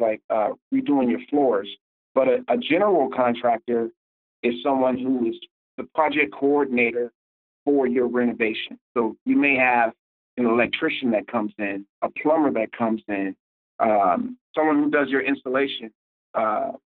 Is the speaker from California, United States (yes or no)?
yes; Oakland, California, United States; I'm from Oakland, California